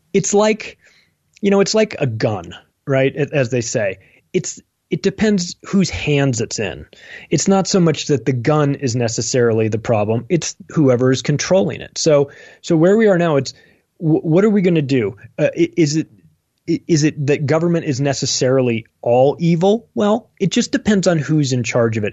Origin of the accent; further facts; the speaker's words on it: United States; I'm am, an American. I love America